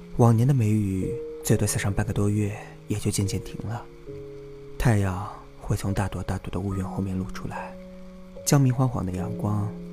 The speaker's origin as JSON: {"language": "Chinese", "region": "Jiangsu", "country": "China", "tie": "born or raised there", "moved": "as an adult", "lives_now": "Shanghai, China", "said": "我在江苏出生和长大，在上海工作和生活"}